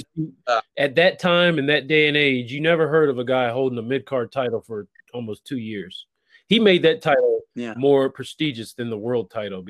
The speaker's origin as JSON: {"language": "English", "region": "Maryland", "country": "United States", "tie": "born or raised there", "said": "I'm from Maryland, yes"}